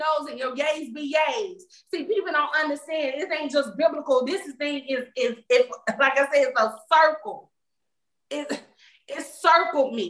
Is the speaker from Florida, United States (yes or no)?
yes; Florida, United States; moved away as an adult; I went to college far away, probably three states over from Florida, because I'm from Florida